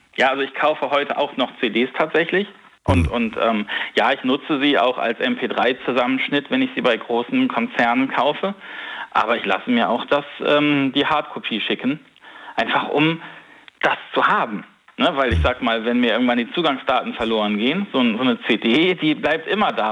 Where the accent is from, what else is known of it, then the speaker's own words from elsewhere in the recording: Northern Germany, Germany; ich bin Norddeutscher